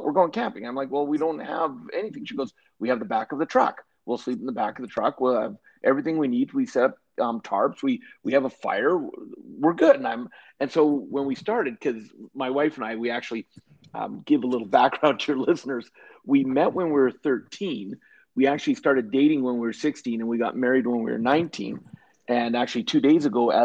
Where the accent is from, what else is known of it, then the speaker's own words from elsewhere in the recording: Canada; also born or lived in British Columbia / Alberta; I am Canadian, and I grew up born in British Columbia, but now and have spent most of my life in Alberta is where I live